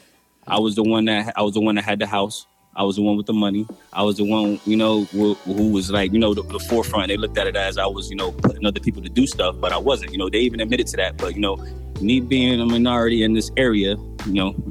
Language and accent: English; Paterson, New Jersey, United States; now in Fargo, United States; I'm originally from Paterson, New Jersey, Crazy A area, School A area